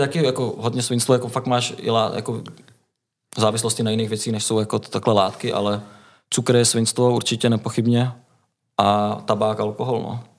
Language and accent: Czech; Liberec, Liberec Region, Czechia; now in Most, Czechia; pocházím vlastně z Liberce, dá se říct, no, mám prarodiče v Liberci